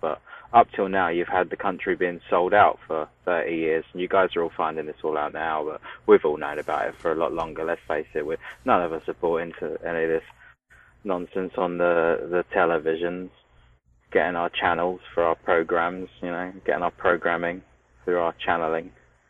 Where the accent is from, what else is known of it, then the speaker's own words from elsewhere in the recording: United Kingdom; As a nation, good old Blighty.